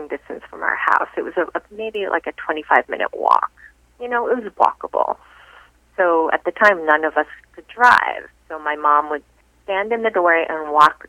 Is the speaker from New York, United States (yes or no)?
yes; New York City, New York, United States; also born or lived in South Korea / Long Island; growing up in Queens